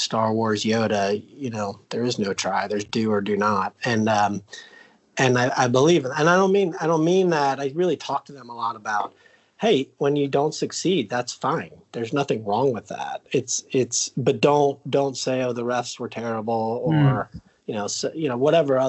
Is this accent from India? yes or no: no; Ohio, United States; I grew up in Ohio